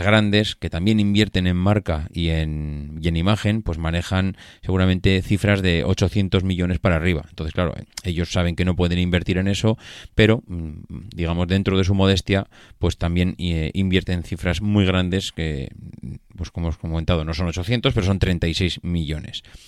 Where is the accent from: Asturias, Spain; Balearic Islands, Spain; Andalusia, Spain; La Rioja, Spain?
La Rioja, Spain; mi tierra, de La Rioja